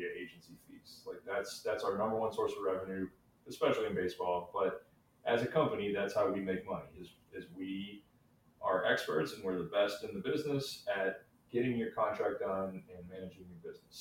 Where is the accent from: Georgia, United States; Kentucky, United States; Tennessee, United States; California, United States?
Kentucky, United States; Brandenburg; I'm from Brandenburg, Kentucky, a town of 2,000 people